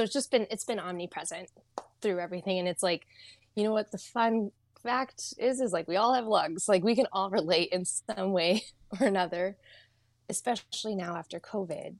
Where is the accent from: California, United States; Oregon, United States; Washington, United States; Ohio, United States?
Washington, United States; Eastern; also born or lived in Saudi Arabia / India; now in Seattle, United States; I grew up in Eastern Washington, like thick of the desert